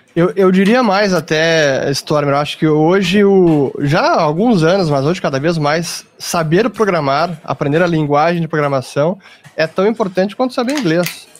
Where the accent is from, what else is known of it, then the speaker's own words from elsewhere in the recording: Brazil; somos brasileiros, estamos aqui trabalhando, empreendendo, investindo